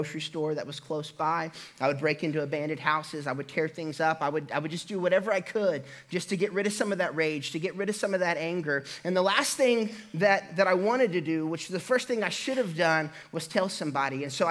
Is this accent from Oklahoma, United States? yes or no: yes; Catoosa, Oklahoma, United States; also born or lived in Hilldale, near Muskogee, Oklahoma; I grew up in Catoosa, Oklahoma